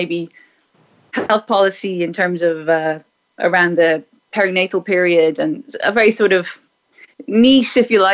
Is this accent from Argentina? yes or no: no; Ireland; I was raised in Ireland in the 1970s and 80s